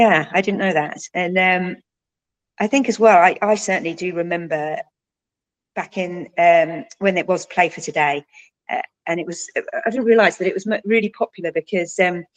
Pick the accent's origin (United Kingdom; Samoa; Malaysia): United Kingdom; Croydon, London; I was brought up in Croydon, which might not sound lucky to some